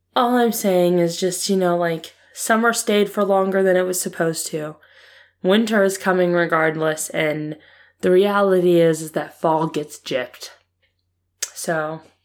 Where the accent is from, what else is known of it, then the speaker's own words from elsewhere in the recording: Ohio, United States; I was born and raised in Ohio